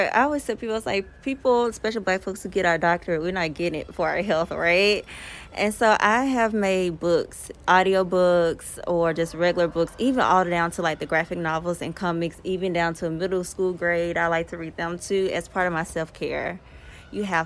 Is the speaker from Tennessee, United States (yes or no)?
yes; Memphis, Tennessee, United States; now in Los Angeles, United States; I'm originally from Memphis.